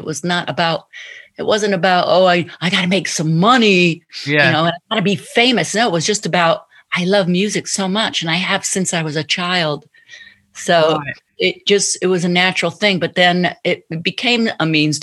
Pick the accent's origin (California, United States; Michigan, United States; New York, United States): Michigan, United States; Detroit; I grew up in Motown in Detroit